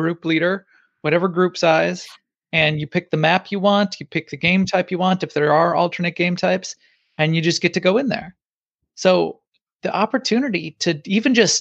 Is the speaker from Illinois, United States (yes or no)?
yes; Chicago, Illinois, United States; Chicago, my hometown